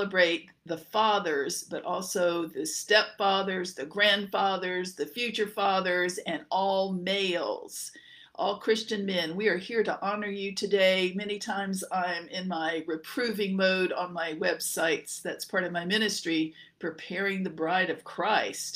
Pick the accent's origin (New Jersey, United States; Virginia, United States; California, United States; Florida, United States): Virginia, United States; Norfolk; also born or lived in Louisville, Kentucky / Dallas; we lived growing up in Norfolk, Virginia